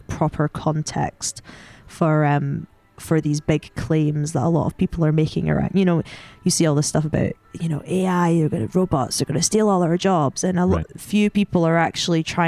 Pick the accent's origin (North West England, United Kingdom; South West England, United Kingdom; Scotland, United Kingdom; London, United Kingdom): Scotland, United Kingdom; as you can tell from my accent, I'm Scottish. Maybe you can't tell, I don't know, but I'm Scottish